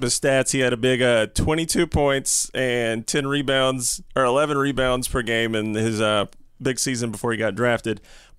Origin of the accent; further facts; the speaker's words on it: Atlanta, Georgia, United States; I grew up in Atlanta